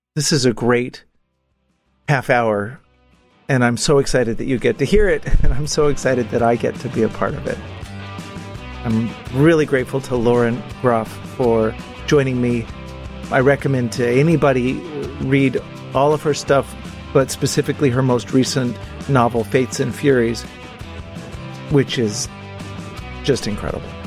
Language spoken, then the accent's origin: English; Texas, United States; now in Hudson Valley, New York, United States; I'm a seventh generation Texan, so growing up in Texas, we had snow twice